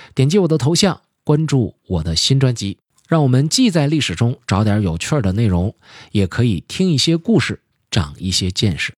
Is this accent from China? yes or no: yes; China; 我们中国人